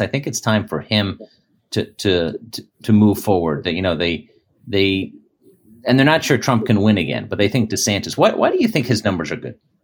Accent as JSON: {"language": "English", "region": "Virginia", "country": "United States", "said": "in Virginia, in my home state"}